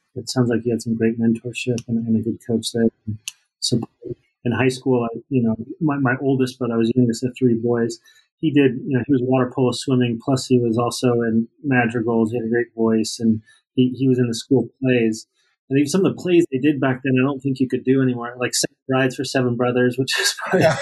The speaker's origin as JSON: {"language": "English", "town": "Salt Lake City", "region": "Utah", "country": "United States", "tie": "born or raised there", "said": "I grew up in Salt Lake."}